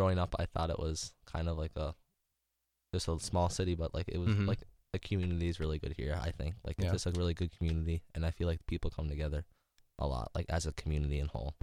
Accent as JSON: {"language": "English", "town": "Milbank", "region": "South Dakota", "country": "United States", "tie": "born or raised there", "said": "my hometown"}